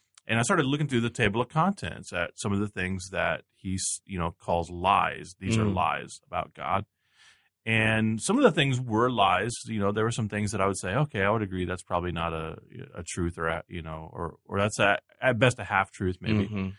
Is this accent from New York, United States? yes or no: no; Texas, United States; I grew up in Texas